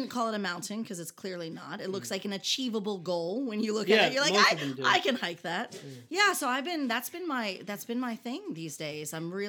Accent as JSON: {"language": "English", "country": "United States", "also_born_or_lived": "Hawaii", "accent": "American", "moved": "as an adult", "lives_now": "Jeju, South Korea", "said": "my American accent"}